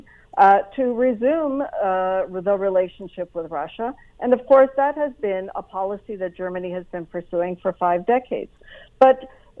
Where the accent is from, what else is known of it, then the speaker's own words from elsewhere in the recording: Canada; as a Canadian